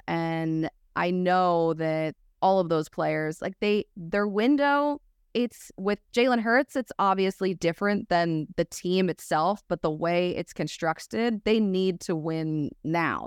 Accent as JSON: {"language": "English", "town": "Philadelphia", "region": "Pennsylvania", "country": "United States", "said": "as a Philadelphian"}